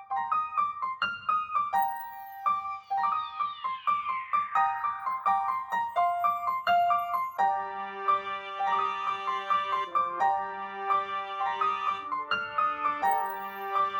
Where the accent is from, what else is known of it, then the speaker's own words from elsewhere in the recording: Jalisco, Mexico; I was born in Azcaltan, Jalisco, my parents as well